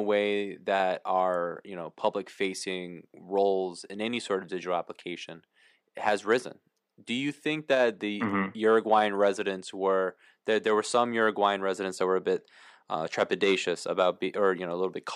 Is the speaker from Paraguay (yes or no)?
yes; Paraguay; moved away; I was born in Latin America, I was born in Paraguay